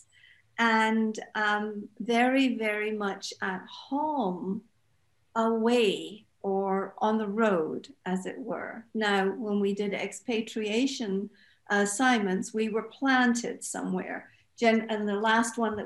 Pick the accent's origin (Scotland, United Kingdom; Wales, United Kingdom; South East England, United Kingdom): Scotland, United Kingdom; moved away; also born or lived in Japan / Saudi Arabia; I'm from Scotland. My husband's American